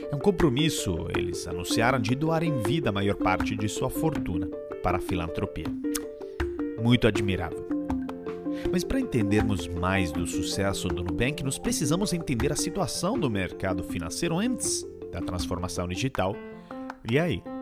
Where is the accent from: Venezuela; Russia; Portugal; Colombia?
Colombia; Portuguese is a second language; now in Brazil; Eu sou originário da Colômbia e me mudei para o Brasil em 2013.